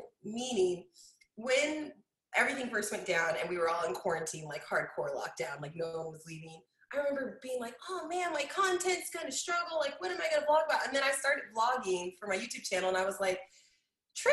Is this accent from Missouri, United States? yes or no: yes; Kansas City, Missouri, United States; also born or lived in Denver, Colorado; I was born in Denver and I moved to Kansas City at the age of 9. So I still feel like Colorado is like my roots, but I've lived here in Kansas City longer than I lived